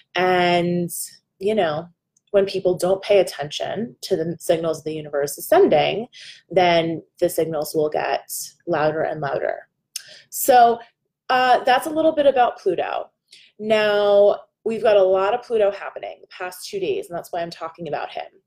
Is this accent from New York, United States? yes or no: no; New Jersey, United States; I'm a girl from New Jersey